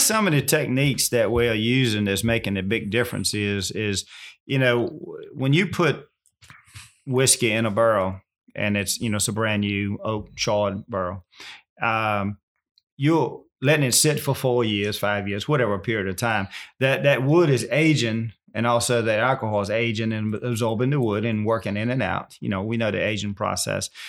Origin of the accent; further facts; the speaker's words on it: Virginia, United States; I'm born and raised right here